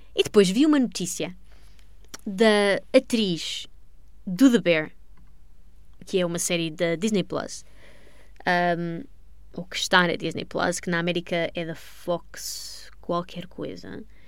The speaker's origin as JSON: {"language": "Portuguese", "country": "Portugal", "said": "sou portuguesa"}